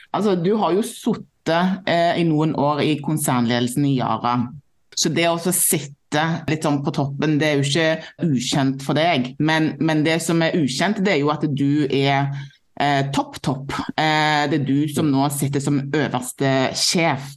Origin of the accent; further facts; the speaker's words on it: Stavanger, Rogaland, Norway; moved away; jeg er jo fra Stavanger eh, sjøl